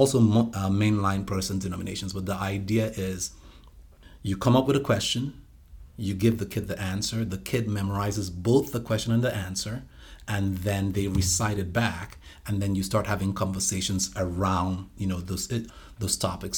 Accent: Nigeria; moved away as an adult; also born or lived in United States / Atlanta / Washington, D.C.; now in Evansville, United States; My older brother and I were born here, but, you know, we went back with them. And I came back to the States about, uh, let's see here, my goodness, twenty-three years ago

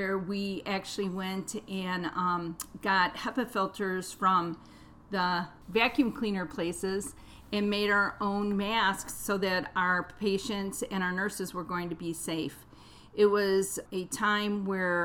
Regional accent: Cleveland, Ohio, United States; I grew up on Lake Erie, and we spent a lot of time at the beach. We also spent a lot of time in nature. When I went to visit my relatives, most of them lived out in the country where we lived in the inner city of Cleveland, Ohio.

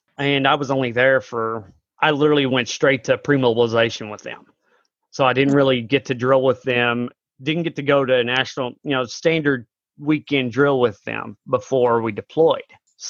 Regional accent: McAlester, Oklahoma, United States; now in Noble, United States; I'm originally from McAlester, Oklahoma, but I moved up to Noble. I grew up in Southeast Oklahoma, moved up to just south of Oklahoma City about 10 years ago.

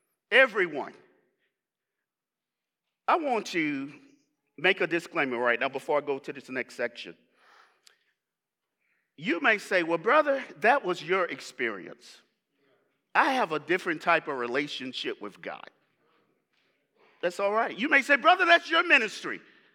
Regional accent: the South, United States; I grew up very religious in the South.

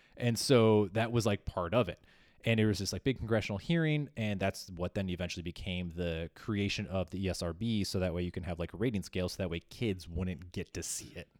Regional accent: Chicago, Illinois, United States; my hometown of Chicago.

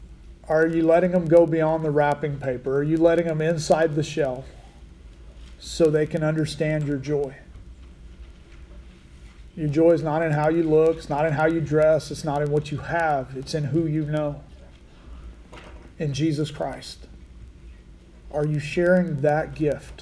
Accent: Laverne, Oklahoma, United States; now in Buffalo, United States; I grew up in Laverne.

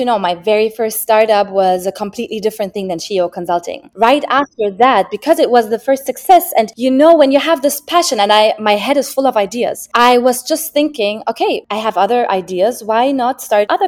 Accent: Germany; moved away as an adult; now in Dubai, United Arab Emirates; I'm born and raised in Germany. So my roots are in Germany, but both of my parents are Moroccan

